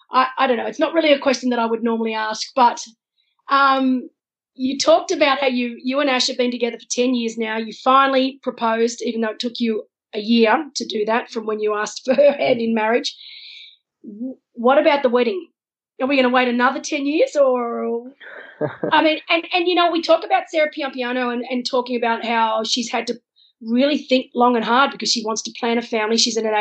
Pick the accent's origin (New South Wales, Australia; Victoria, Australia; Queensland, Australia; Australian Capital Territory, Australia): New South Wales, Australia; Wollongong; I was brought up, my family took me camping. That was what we did. We didn't go overseas as kids. We went camping. And I'm from Wollongong originally, so down on the south coast of Sydney